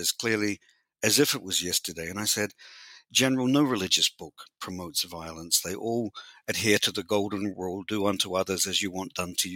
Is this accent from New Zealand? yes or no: yes; New Zealand; I was born in New Zealand and raised and educated in New Zealand.